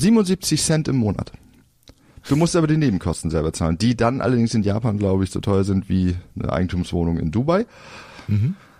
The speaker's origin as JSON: {"language": "German", "town": "Flensburg", "region": "Schleswig-Holstein", "country": "Germany", "tie": "born or raised there", "said": "ich komme ja aus Flensburg, altes Gymnasium damals"}